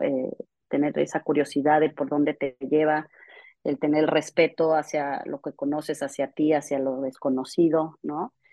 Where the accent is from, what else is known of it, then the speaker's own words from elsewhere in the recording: Mexico; moved away; also born or lived in London; yo creciendo en México